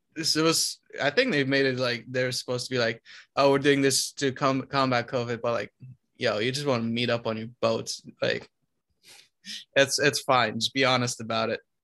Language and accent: English; Romania; moved away; I come from Romania